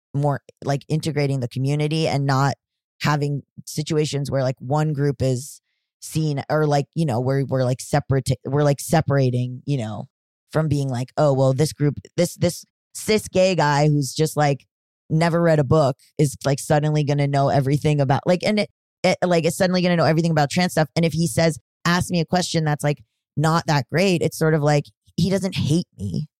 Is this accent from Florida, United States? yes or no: yes; Florida, United States; I'm from Florida